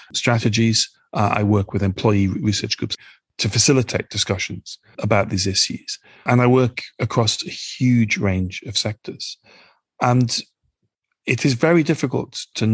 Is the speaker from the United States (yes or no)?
no; United Kingdom; also born or lived in Nigeria; as somebody who's British